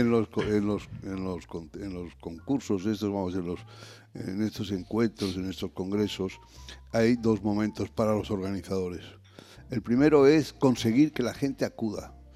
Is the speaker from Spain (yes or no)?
yes; Spain